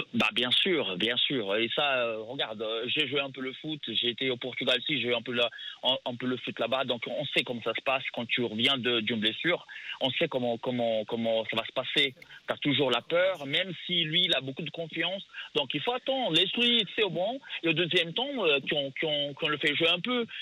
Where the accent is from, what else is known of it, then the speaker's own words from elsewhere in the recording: São Paulo, Brazil; French is a second language; moved away; je viens du favela. Je veux, voilà, je viens de São Paulo. Je viens de la zone à l'est, qu'on dit, à, San Paulo.